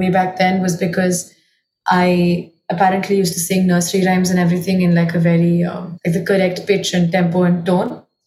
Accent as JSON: {"language": "English", "country": "India", "tie": "born or raised there", "moved": "as an adult", "said": "I grew up in Delhi, Gurgaon"}